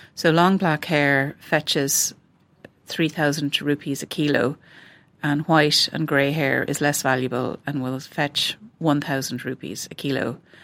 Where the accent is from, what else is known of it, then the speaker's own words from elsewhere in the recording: west of Ireland, Ireland; growing up in the West of Ireland